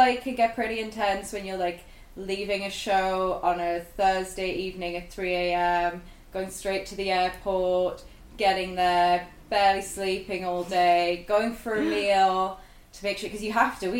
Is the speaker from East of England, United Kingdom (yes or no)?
no; Sunderland, North East England, United Kingdom; So I'm originally from Sunderland, and I grew up there.